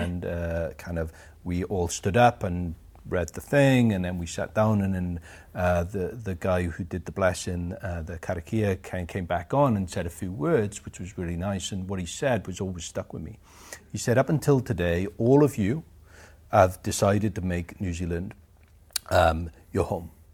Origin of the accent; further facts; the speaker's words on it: Aberdare, Wales, United Kingdom; also born or lived in Pontypridd; I was born in Aberdare, which is further up the valleys, an old mining, uh, village.